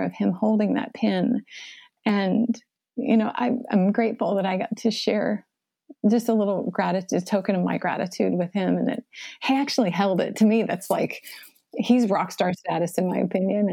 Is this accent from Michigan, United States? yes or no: no; West Palm Beach, Florida, United States; I was born in West Palm Beach